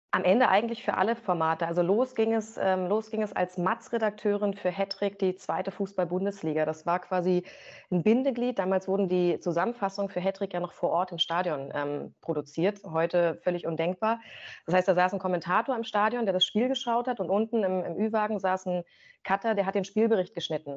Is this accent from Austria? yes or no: no; Rangsdorf, Brandenburg, Germany; also born or lived in Potsdam / Berlin; now in Magdeburg, Germany; Die haben dann beide eine gemeinsame Wohnung in Rangsdorf bekommen, südlich von Berlin, also auch Brandenburg. Und da ähm, starten dann eigentlich erst so meine, meine ersten Erinnerungen